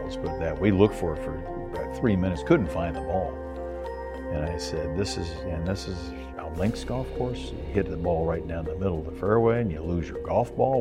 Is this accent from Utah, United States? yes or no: no; Kansas City, Missouri, United States; I grew up in Kansas City in, in, the middle of the Midwest where the winters are very cold